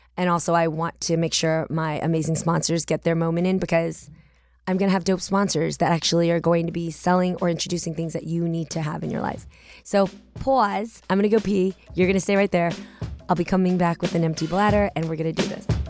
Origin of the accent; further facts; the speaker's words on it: the Bay Area, California, United States; I'm from the Bay